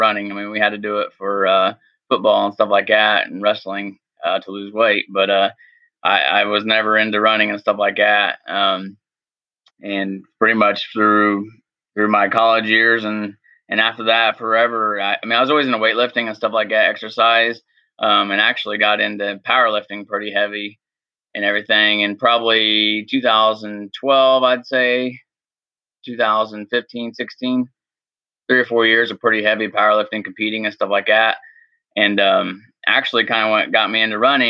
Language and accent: English; Hagerstown, Indiana, United States; I'm from Hagerstown, Indiana, which is a small town east of Indianapolis. Grew up and raised in Indiana